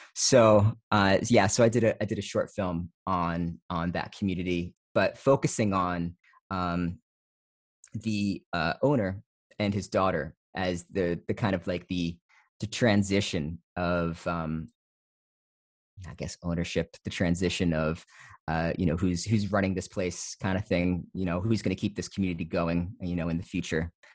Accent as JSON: {"language": "English", "region": "New Jersey", "country": "United States", "tie": "born or raised there", "also_born_or_lived": "East Coast", "moved": "as an adult", "lives_now": "Fresno, United States", "said": "I grew up in New Jersey, I grew up in suburban New Jersey."}